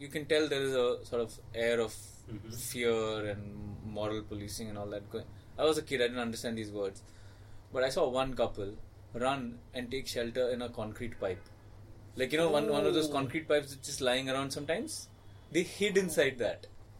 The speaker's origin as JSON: {"language": "English", "town": "Navi Mumbai", "region": "Maharashtra", "country": "India", "tie": "born or raised there", "said": "I grew up in Navi Mumbai."}